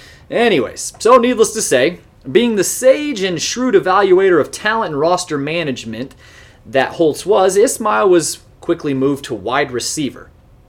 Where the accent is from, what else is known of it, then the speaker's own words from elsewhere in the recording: Fort Wayne, Indiana, United States; I grew up in Fort Wayne, Indiana.